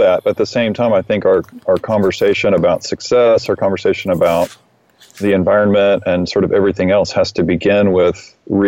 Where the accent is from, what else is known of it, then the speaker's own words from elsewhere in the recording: Austin, Texas, United States; I grew up in Austin, and I grew up in a pretty ideal setting that led to becoming a musician and an environmentalist